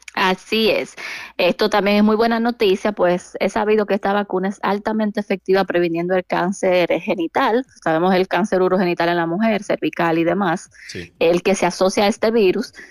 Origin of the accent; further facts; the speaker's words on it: San Francisco de Macorís, Duarte, Dominican Republic; now in Santiago, Dominican Republic; realmente soy de San Francisco de Macorís